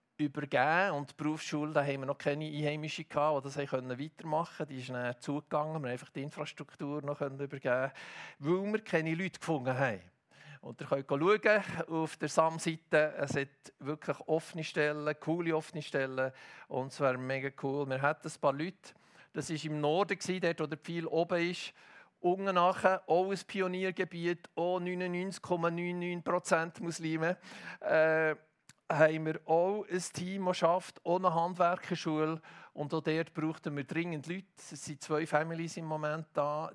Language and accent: German; Hilterfingen, Bern, Switzerland; Ich bin ja in Hitterfing aufgewachsen